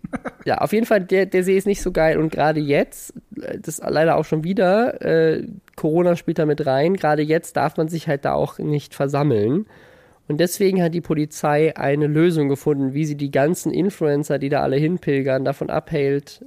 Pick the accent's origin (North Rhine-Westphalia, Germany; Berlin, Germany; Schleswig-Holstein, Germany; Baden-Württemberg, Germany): Baden-Württemberg, Germany; Mannheim; ich komme ja aus Mannheim und meine Mutter hat mit … zusammen im Gospelchor gesungen früher